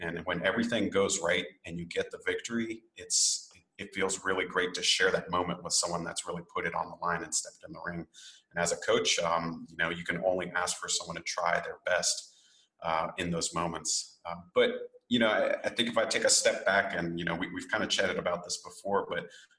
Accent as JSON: {"language": "English", "country": "Japan", "tie": "born or raised there", "said": "I grew up in Japan on a military airbase. I'm half Japanese and I grew up in that sort of samurai bushido culture."}